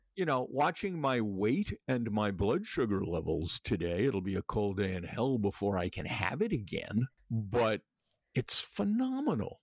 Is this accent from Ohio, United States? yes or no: no; New York City, New York, United States; I was born in Flushing, it was Jewish at the time